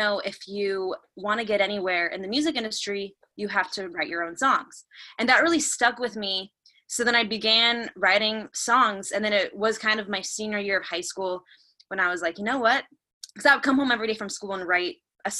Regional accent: suburb outside of Phoenix, Arizona, United States; now in Los Angeles, United States; I grew up in like a large suburb outside of Phoenix

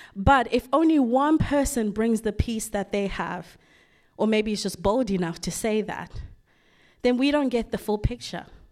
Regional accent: Zimbabwe; moved away; growing up in Zimbabwe

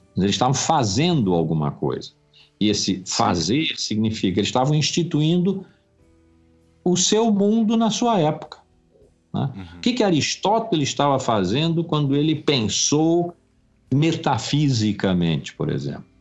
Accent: Rio de Janeiro, Brazil; also born or lived in Blumenau; sempre vivi no Rio

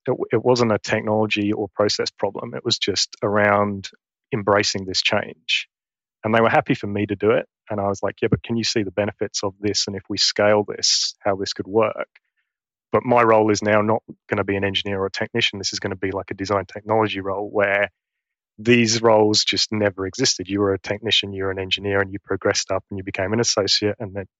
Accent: East of England, United Kingdom; accent: Essex; now in Queensland, Australia; So I'm from Essex in England. And if any of your listeners are familiar with the Essex accent, my Essex accent has gone. And now I probably have a very bogan Queensland accent.

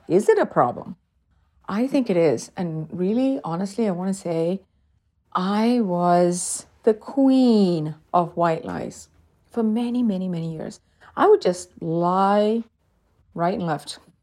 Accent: South India, India; moved away; I'm originally from South India and we celebrate Diwali

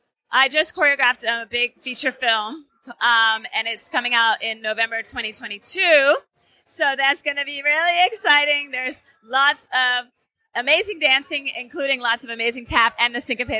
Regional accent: Bay Area, California, United States; also born or lived in Mumbai, India; I moved to the Bay Area, grew up there

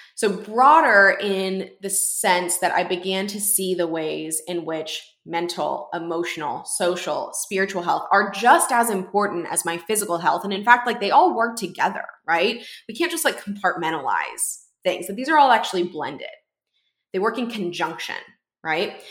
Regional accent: Houston, Texas, United States; my hometown in Houston

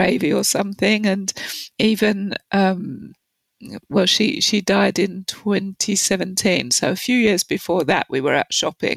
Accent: London, United Kingdom; So I grew up in London in the 60s and 70s

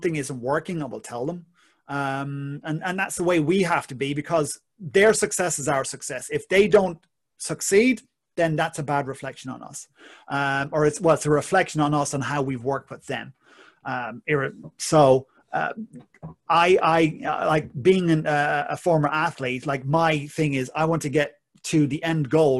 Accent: Ireland; being Irish

